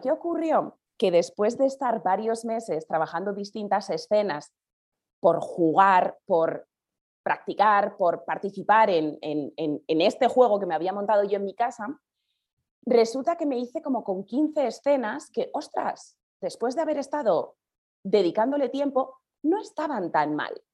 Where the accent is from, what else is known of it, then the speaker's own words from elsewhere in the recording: Basque Country, Spain; also born or lived in Andalusia; now in Madrid, Spain; soy del País Vasco, en el norte